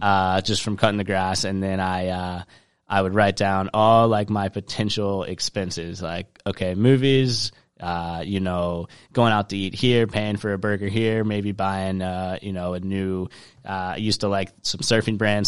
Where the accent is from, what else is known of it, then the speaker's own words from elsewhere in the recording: Charleston, South Carolina, United States; I grew up in Charleston, South Carolina